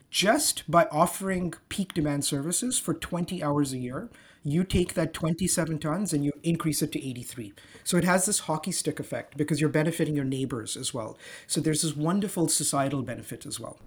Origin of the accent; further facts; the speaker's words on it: Dubai, United Arab Emirates; also born or lived in Zanzibar; now in Toronto, Canada; I grew up, I was born and raised in Dubai